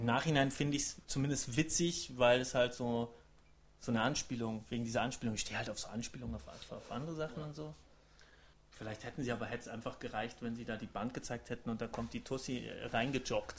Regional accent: Rosenheim, Bavaria, Germany; in Rosenheim, da wo ich herkomme

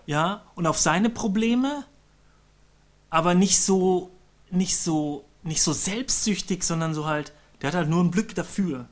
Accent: Bavaria, Germany; ich komm ja aus Bayern.

